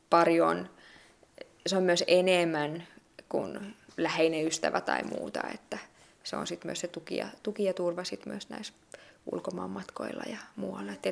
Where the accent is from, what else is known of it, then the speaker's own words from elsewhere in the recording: Tampere, Pirkanmaa, Finland; Mä oon itse kotoisin Tampereelta